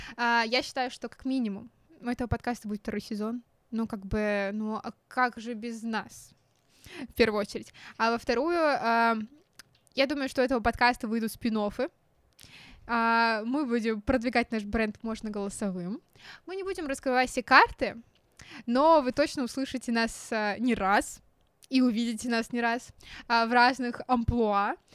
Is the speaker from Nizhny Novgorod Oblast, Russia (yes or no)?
yes; Nizhny Novgorod, Nizhny Novgorod Oblast, Russia; мы из Нижнего Новгорода.